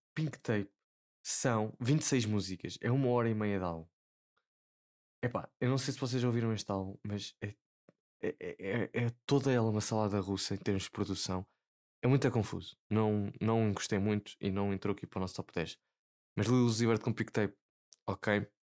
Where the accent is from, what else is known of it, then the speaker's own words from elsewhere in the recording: Portugal; Como bom português